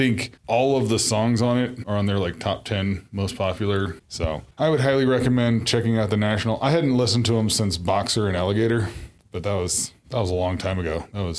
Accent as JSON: {"language": "English", "region": "Iowa", "country": "United States", "tie": "born or raised there", "moved": "yes", "lives_now": "Colorado, United States", "said": "I grew up in Iowa"}